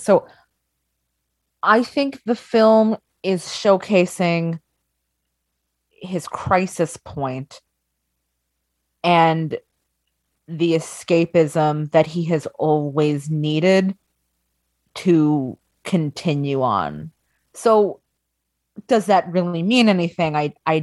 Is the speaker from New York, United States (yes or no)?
yes; Long Island, New York, United States; I'm from Long Island